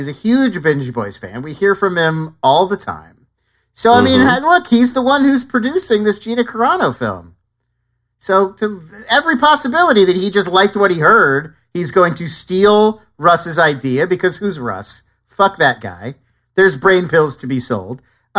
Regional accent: California, United States; I grew up in Southern California where Adam Carolla was on the radio all the time

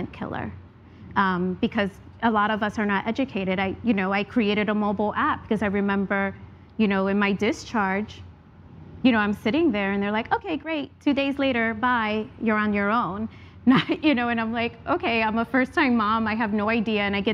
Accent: New York City, New York, United States; moved away; also born or lived in Atlanta; I grew up in the South Bronx

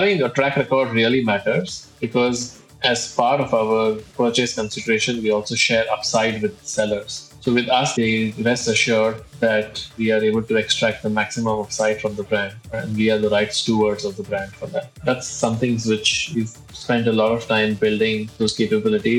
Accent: India; moved away as an adult; now in Singapore; I'm originally from India, but I've been based in Singapore for the last 15 years now.

